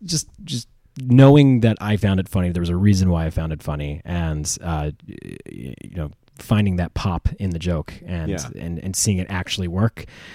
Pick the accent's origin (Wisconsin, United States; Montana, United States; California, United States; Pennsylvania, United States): Pennsylvania, United States; Philadelphia